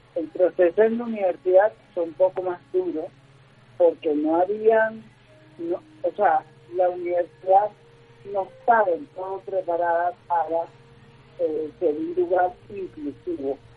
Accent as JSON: {"language": "Spanish", "country": "Venezuela", "moved": "as an adult", "lives_now": "Colombia", "said": "mi país, por, las circunstancias que, vivimos en Venezuela"}